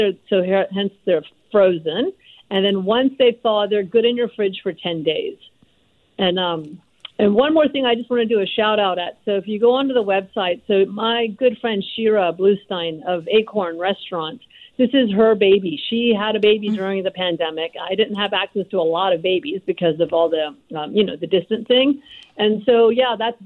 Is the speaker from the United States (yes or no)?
no; India; moved away; also born or lived in Lahore, Pakistan (ancestry); I was born in India, and my parents are Punjabi from Lahore